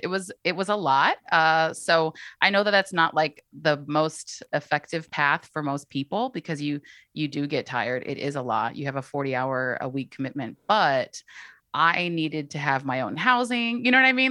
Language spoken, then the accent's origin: English; East Bay, California, United States; I'm born and raised in the East Bay